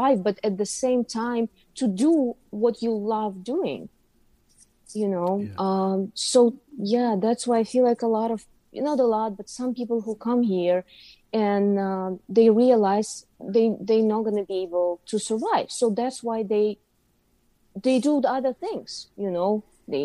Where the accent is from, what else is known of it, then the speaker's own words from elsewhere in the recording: Uzbekistan; moved away as an adult; now in New York City, United States; I'm from Uzbekistan. So I was born and raised in Uzbekistan. Lived there till I was 29 years